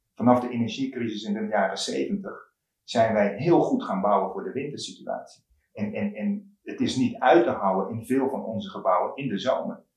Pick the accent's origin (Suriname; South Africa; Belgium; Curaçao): Curaçao; moved away as an adult; also born or lived in Eindhoven, Netherlands; ik ben op Curaçao opgegroeid